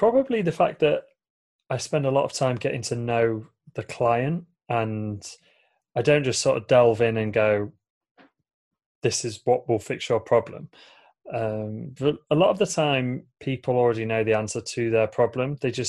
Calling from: Lincoln, East Midlands, United Kingdom; So I'm tuning in from a city called Lincoln in the UK. It's probably about 2.5 hours drive north of London.

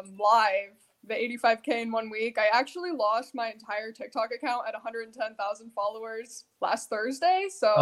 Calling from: Ohio, United States

